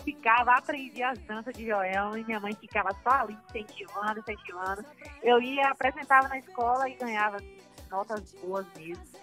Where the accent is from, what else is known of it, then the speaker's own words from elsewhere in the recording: Brazil; na cidade de Marcelino de Souza, onde eu nasci.